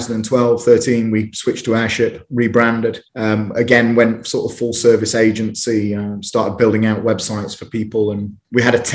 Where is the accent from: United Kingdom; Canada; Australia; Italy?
United Kingdom; growing up in Uterbridge